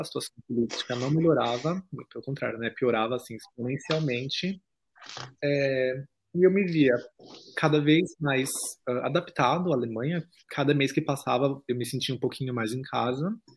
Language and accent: Portuguese; São Paulo, Brazil; moved away as an adult; now in Germany; não consegui morar em cidade pequena, porque eu sou paulistano.